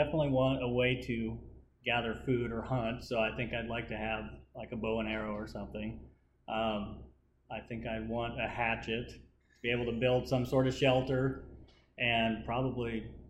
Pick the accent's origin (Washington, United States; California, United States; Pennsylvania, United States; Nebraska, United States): Nebraska, United States; York; also born or lived in McCool Junction, Nebraska; So I grew up. My parents had 40 acres, kind of in between York and McCool. I actually went to McCool schools until third grade, and then they moved out to the country, and so I transferred to York school.